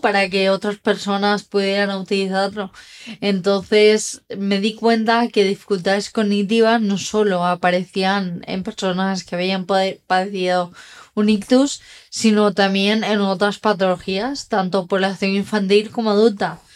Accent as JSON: {"language": "Spanish", "town": "Dénia", "region": "Valencian Community", "country": "Spain", "tie": "born or raised there", "said": "yo vivía en Denia, donde nací, empecé a estudiar en Valencia"}